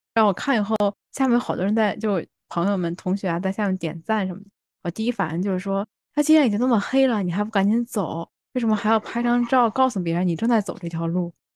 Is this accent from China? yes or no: yes; China; moved away as an adult; now in Japan; 我们国内